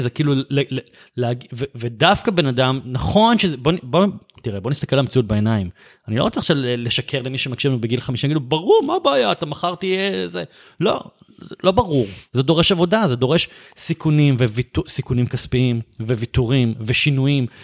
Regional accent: Bat Yam, Tel Aviv District, Israel; גדלתי בבת ים

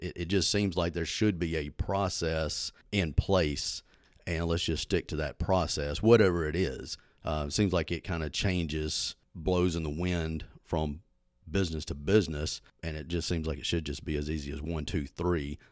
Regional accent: Southaven, Mississippi, United States; moved away as an adult; now in Hernando, United States; Born and raised in South Haven

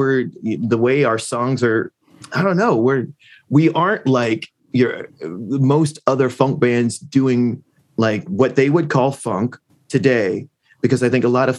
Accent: Columbus, Ohio, United States; I grew up in Columbus, Ohio

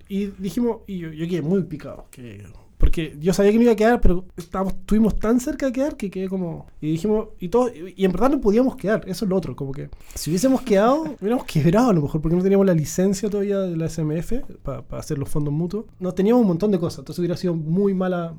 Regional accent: Puerto Montt, Los Lagos, Chile; yo soy de Puerto Montt

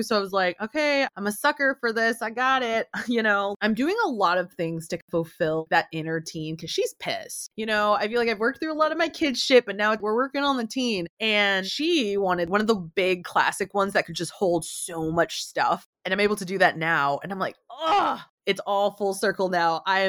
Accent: United States; On my mom's side, I'm the only American cousin. So, you know, I got a lot of shit for how I spoke and my accent and not being American enough and not being Mexican enough.

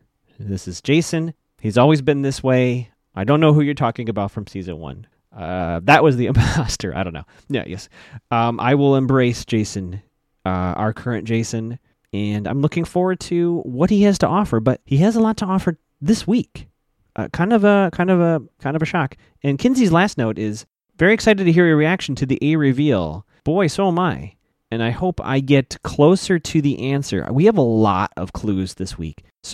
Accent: Chicago, Illinois, United States; I grew up in Chicago

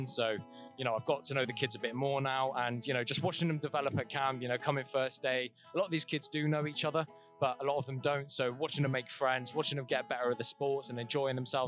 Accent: England, United Kingdom; we're both from England

